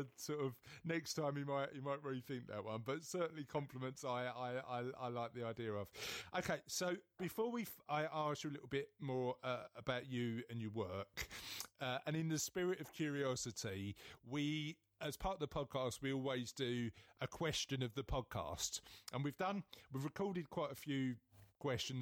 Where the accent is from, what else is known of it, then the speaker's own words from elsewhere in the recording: London, United Kingdom; I'm from East London